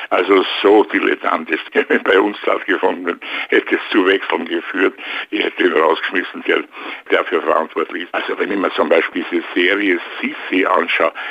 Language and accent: German; Vienna, Austria; now in Luxembourg; ich bin natürlich öfters in Wien, sehr gerne auch, weil es ja meine Heimatstadt ist.